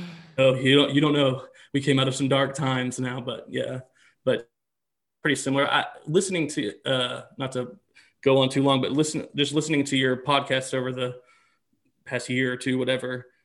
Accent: Little Rock, Arkansas, United States; I'm born and raised in Little Rock though. I've always lived here

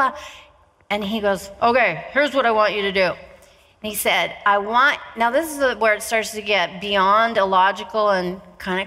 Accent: Pacific Northwest, United States; moved away; also born or lived in Malibu, California; I was living down in Malibu at the time, but I'm from the Pacific Northwest

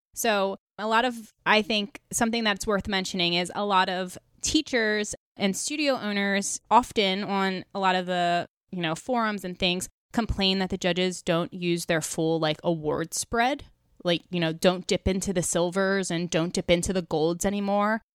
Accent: New York, United States; I'm from New York, so I judge a lot on the East Coast, and I grew up on the East Coast

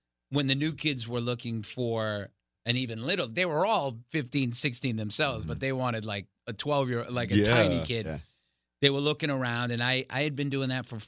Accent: Boston, Massachusetts, United States; Jamaica Plain, my hometown

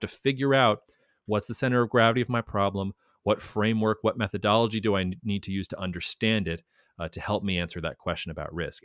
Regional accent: United States; as an American

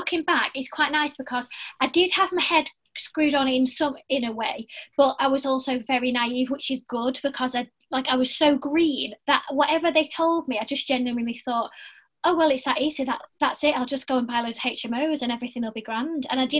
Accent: Blackpool, North West England, United Kingdom; I'm from Blackpool, but I've lived everywhere.

